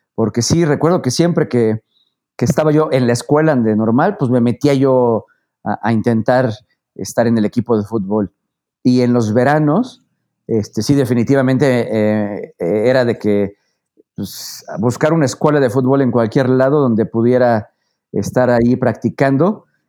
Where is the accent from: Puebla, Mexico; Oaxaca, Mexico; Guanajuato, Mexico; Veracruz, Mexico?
Puebla, Mexico; yo soy poblano, nací en Puebla, eh, prácticamente he vivido aquí toda mi vida